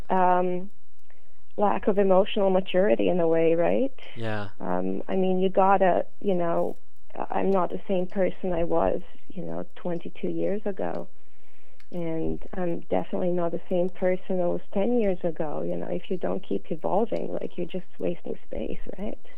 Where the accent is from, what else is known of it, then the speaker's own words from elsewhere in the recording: Canada; born there; English is a second language; moved away; even though I was born in Canada and uh, when I moved back in 1990, I still felt like an immigrant